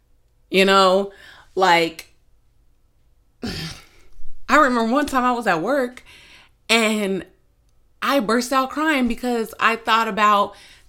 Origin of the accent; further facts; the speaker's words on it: New Jersey, United States; Sometimes I can, you know, I'm from New Jersey, so I can get a little, I could sound a little rude is basically what she was saying.